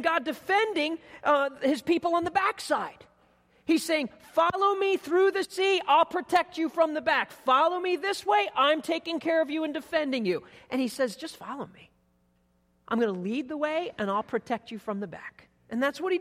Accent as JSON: {"language": "English", "region": "East Coast", "country": "United States", "tie": "born or raised there", "said": "I grew up on the East Coast on the beach"}